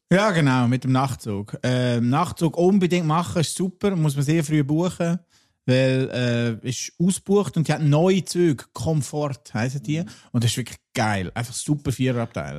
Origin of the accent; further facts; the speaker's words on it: Lucerne, Switzerland; aus meiner Heimat und jetzt wirklich straight aus Luzern